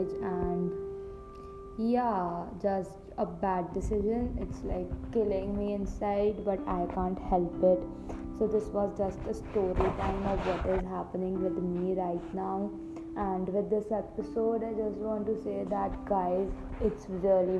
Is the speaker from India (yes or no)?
yes; Ludhiana, Punjab, India; also born or lived in Chandigarh; I came to my hometown, that is Ludhiana